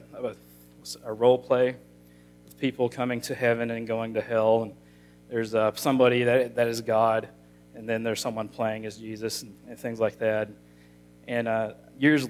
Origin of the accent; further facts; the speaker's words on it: Monticello, Arkansas, United States; I grew up in Monticello all my life.